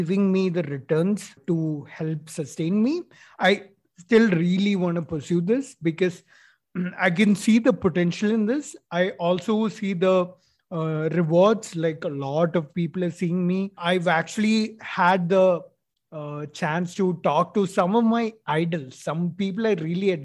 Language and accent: English; Kozhikode, Kerala, India; also born or lived in Chennai; I was born in Chennai. Forget about that. But I was raised in Calicut, Calicut, Kerala